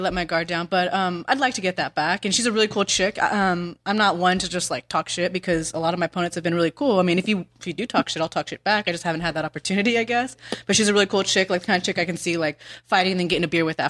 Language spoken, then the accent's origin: English; Ukiah, California, United States; also born or lived in Bay Area; I'm from Northern California. I wrestled on a boys team called at Ukiah High.